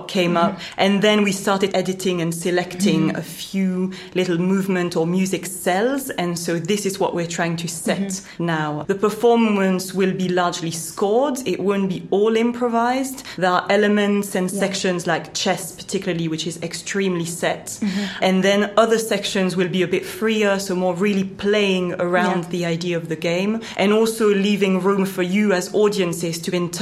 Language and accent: English; Belgium; moved away as an adult; now in London, United Kingdom; I grew up in Belgium